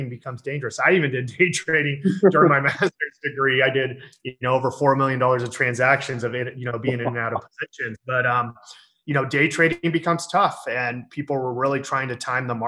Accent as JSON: {"language": "English", "town": "San Diego", "region": "California", "country": "United States", "tie": "born or raised there", "said": "I'm born and raised in San Diego, which is in California, which is in the United States."}